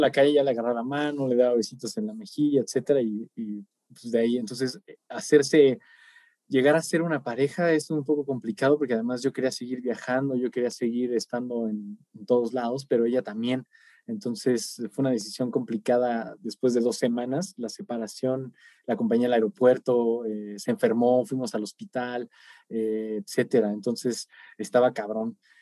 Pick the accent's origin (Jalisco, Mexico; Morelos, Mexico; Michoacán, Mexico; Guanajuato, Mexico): Michoacán, Mexico; somos de pueblo, güey, somos de Michoacán